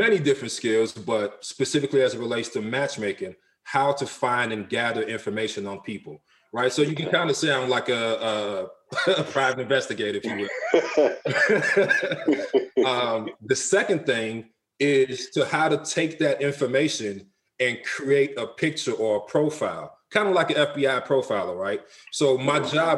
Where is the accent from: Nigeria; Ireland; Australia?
Nigeria; now in United States; I'm from Nigeria. On my mother's side, I'm from the Isoko tribe.